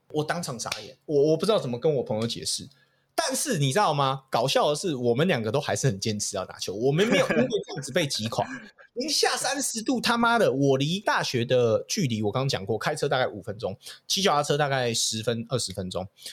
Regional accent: Taiwan; moved away; 自我从小在台湾小学的时候

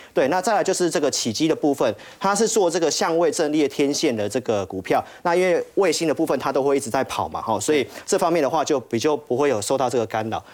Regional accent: Taiwan; 我们台湾这边

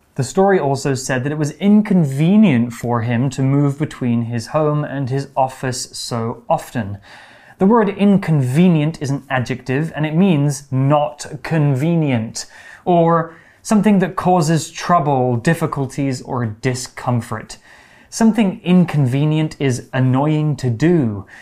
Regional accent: United Kingdom; my hometown actually in the UK is a very old place

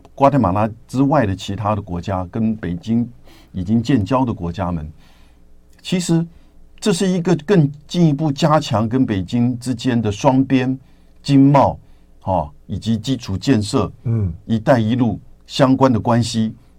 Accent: Taiwan; 我们台湾这边必须要有所了解

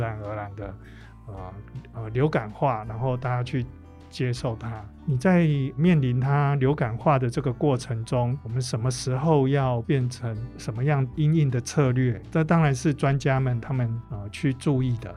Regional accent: Taiwan; 我们台湾人

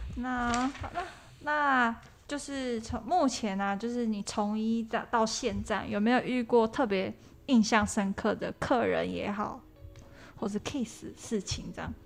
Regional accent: Kaohsiung, Taiwan; 因为我其实我本身是高雄人

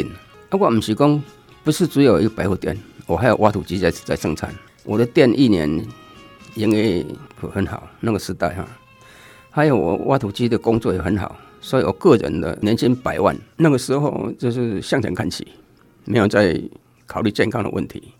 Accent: Lunbei, Yunlin County, Taiwan; moved away; 对，民国五十七年我离开仑背乡到虎尾出来工作。

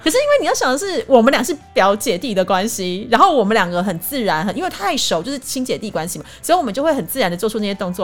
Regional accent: Taiwan; 以我们台湾人讲

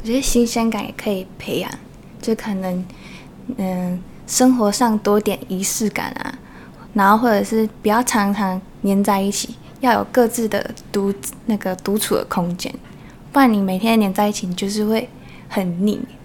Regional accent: Taoyuan, Taiwan; also born or lived in Shengang, Changhua; 在小一的时候回来，所以基本上也是一桃园为主

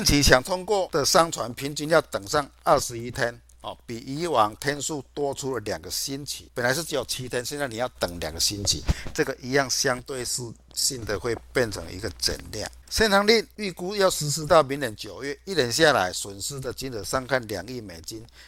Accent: Chiayi, Taiwan

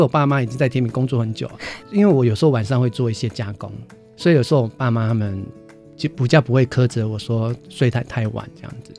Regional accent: Hualien County, Taiwan; moved away; also born or lived in Taipei; 我是， 我是花莲人

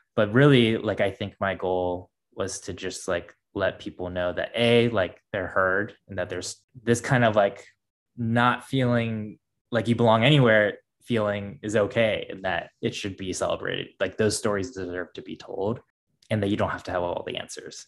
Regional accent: Midwest, United States; growing up in the States and growing up in the Midwest

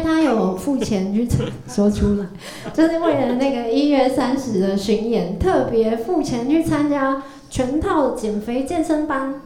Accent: Zhushan, Nantou County, Taiwan; now in Taipei, Taiwan; 回到我故乡，就竹山

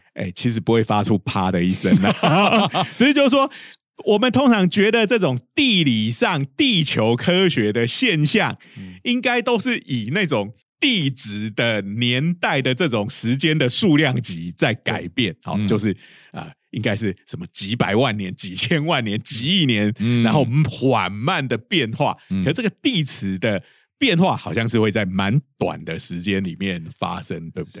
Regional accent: Changhua County, Taiwan; 我老家在彰化，哈，我们家附近就有一家很有名的

